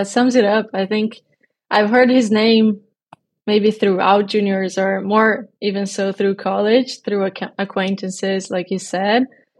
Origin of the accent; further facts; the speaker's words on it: Brazil; I think we're both from Brazil